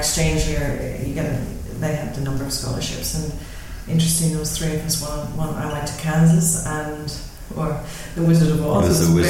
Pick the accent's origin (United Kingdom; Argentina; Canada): United Kingdom; Northern Ireland; the secret of growing up in Northern Ireland is not to get involved in any related things whatsoever.